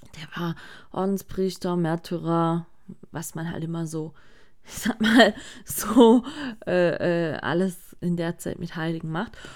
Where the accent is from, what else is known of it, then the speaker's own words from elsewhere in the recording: Sigmaringen, Baden-Württemberg, Germany; hier bei uns in Sigmaring